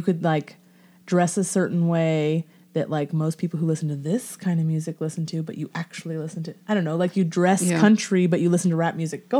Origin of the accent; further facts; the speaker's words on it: Portland, Oregon, United States; moved away as an adult; I was growing up in Portland.